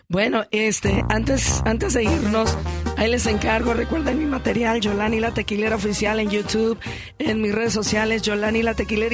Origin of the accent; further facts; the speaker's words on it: Unión de Tula, Jalisco, Mexico; Unión de Tula, Jalisco, que es mi pueblo